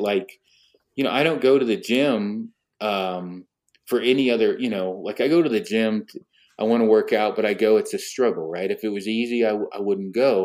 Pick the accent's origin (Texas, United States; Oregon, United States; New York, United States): Oregon, United States; Detroit Lake; I was raised in Detroit Lake, Oregon